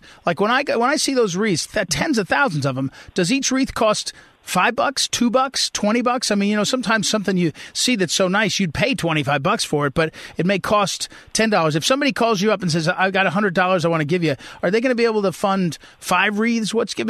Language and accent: English; Missouri, United States; I'm from Missouri